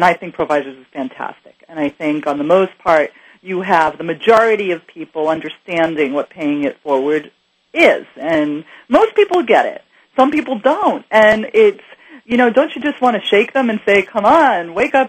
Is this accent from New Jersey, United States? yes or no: no; New York City, New York, United States; You know, I grew up in New York City, and everybody did the Madison Avenue lunch.